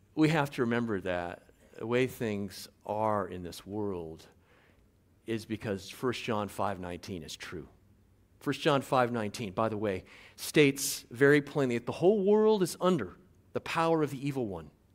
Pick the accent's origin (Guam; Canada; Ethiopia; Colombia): Guam; moved away as an adult; now in Tangier, Morocco; I'm from Guam originally, uh, raised by a Chamorro stepfather